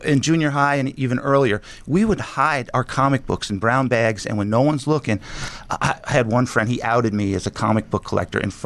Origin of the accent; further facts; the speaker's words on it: New Jersey, United States; growing up in New Jersey